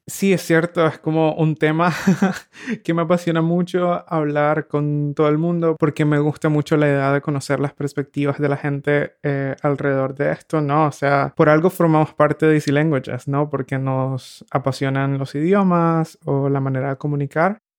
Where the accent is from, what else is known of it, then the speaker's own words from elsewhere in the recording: Nicaragua; moved away as an adult; now in Berlin, Germany; creciendo en Nicaragua